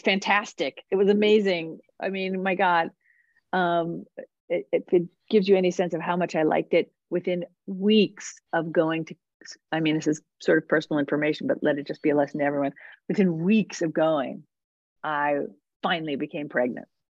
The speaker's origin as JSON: {"language": "English", "region": "New Jersey", "country": "United States", "tie": "born or raised there", "also_born_or_lived": "New York City", "said": "I grew up in New Jersey. Um, I mean, I was born in New York City"}